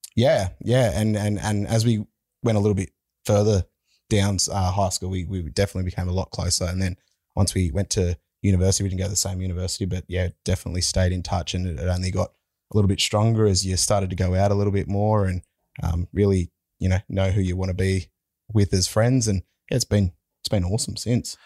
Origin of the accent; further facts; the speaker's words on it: Penrith, New South Wales, Australia; We're from Penrith